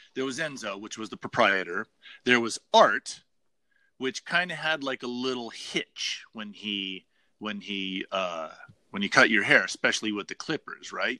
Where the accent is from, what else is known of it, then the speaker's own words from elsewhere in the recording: Las Vegas, Nevada, United States; myself growing up in Las Vegas when I was a kid, like really, really young.